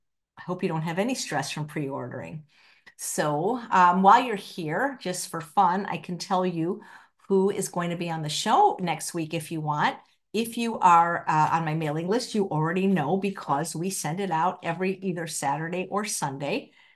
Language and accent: English; Philadelphia, Pennsylvania, United States; Goldenberg peanut chews were a favorite of mine growing up in Philadelphia.